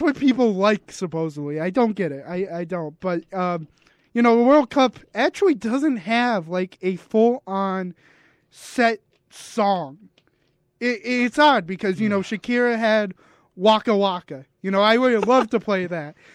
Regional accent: United States; I'm American

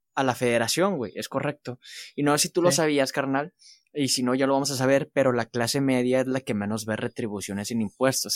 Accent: Mexico; como somos mexicanos

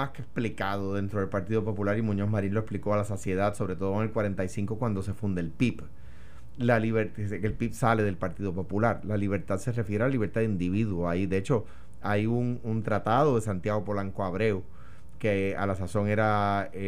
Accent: Guaynabo, Puerto Rico; en Guaynabo, de donde yo soy en el campo

